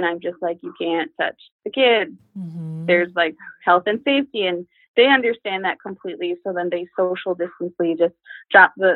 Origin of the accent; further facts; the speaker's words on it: Lower Sioux Indian Community, Minnesota, United States; I'm from Where They Paint the Trees Red, also known as the Lower Sioux Indian Community